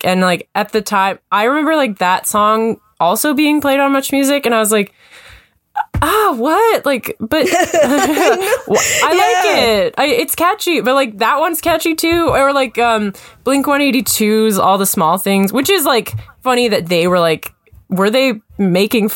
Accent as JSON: {"language": "English", "town": "Kamloops", "region": "British Columbia", "country": "Canada", "tie": "born or raised there", "said": "I grew up in Kamloops. So it's like, yeah, in BC"}